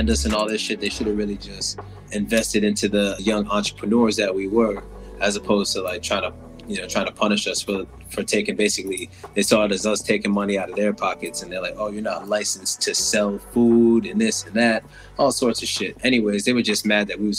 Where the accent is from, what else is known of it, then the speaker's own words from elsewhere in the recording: Hartford, Connecticut, United States; also born or lived in Barbados; I was born in Hartford, Connecticut, and I was raised between Hartford